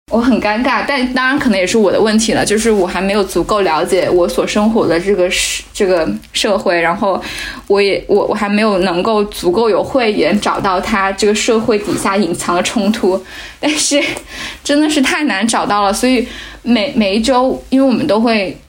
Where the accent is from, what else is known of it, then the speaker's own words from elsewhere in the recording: China; moved away as an adult; now in Aarhus, Denmark; 二十多年前，我老家就有麦当劳了